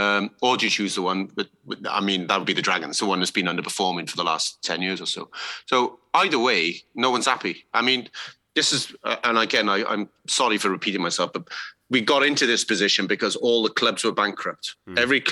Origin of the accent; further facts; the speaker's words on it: Wales, United Kingdom; we're Welsh